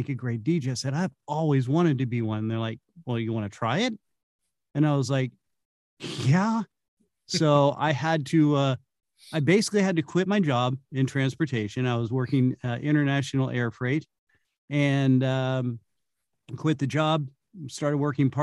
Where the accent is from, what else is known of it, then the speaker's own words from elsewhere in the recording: Santa Cruz Hills, Bay Area, California, United States; moved away; I'm originally from California. I'm a Bay Area native. Grew up in the Santa Cruz Hills